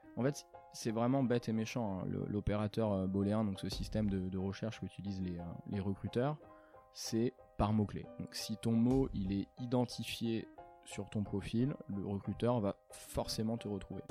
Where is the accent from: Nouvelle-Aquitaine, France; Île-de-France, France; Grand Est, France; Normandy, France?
Nouvelle-Aquitaine, France; Angoulême; je suis originaire d'Angoulême, d'abord. J'ai commencé là-bas avec un bac ES